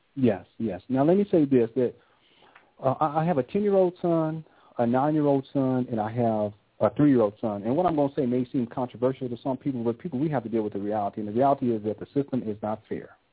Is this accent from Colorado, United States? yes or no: no; Southern California, United States; I grew up in Southern California, and I grew up during the advent of gangster rap